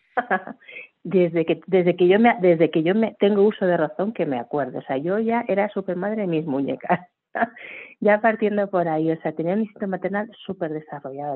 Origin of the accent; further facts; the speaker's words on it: Barcelona, Catalonia, Spain; now in Madrid, Spain; soy de Barcelona, actualmente hace muchos años ya vivo en Madrid